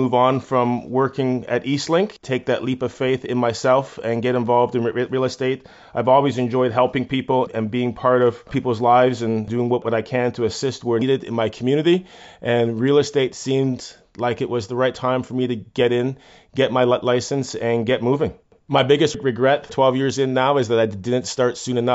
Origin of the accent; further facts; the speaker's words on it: Toronto, Ontario, Canada; now in Halifax, Canada; I live currently in Halifax. I'm originally from Toronto.